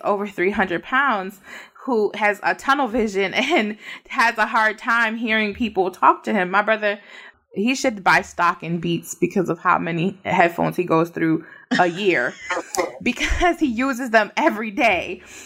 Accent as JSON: {"language": "English", "country": "Puerto Rico", "said": "we're citizens, so we're not immigrants because we're from Puerto Rico"}